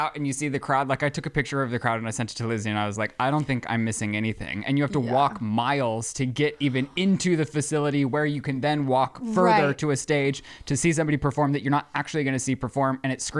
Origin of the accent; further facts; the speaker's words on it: Colorado, United States; I'm from Colorado.